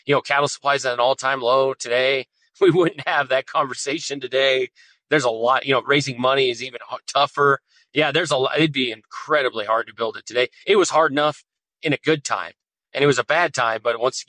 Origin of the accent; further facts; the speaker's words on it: North Platte, Nebraska, United States; we went to the city of North Platte, my hometown